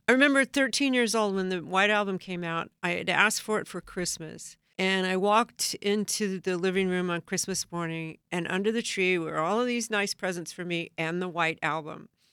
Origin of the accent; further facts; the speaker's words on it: Southern California, United States; I grew up in Southern California